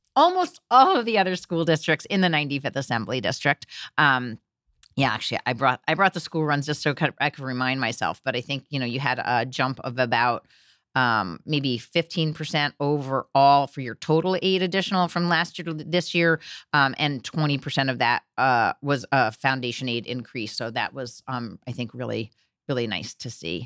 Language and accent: English; Teaneck, New Jersey, United States; moved away as an adult; also born or lived in New York City; now in New York, United States; I grew up in New Jersey, Teaneck, New Jersey, a uh, diverse district um, in New Jersey, right across the river.